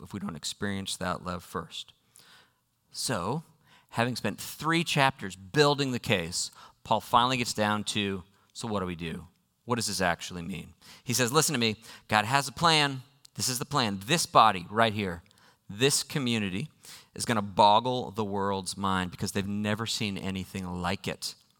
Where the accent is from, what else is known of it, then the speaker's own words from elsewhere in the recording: United States; I am an American